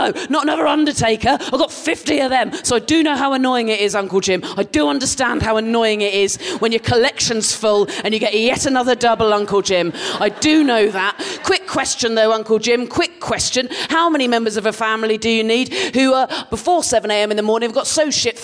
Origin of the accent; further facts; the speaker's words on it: Dorset, South West England, United Kingdom; moved away as an adult; now in London, United Kingdom; I grew up in Dorset, and I lived there till I was 18